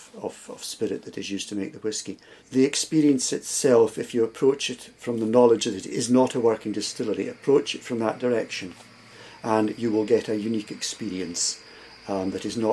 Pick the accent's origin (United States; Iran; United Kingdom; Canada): United Kingdom; Scotland; being Scottish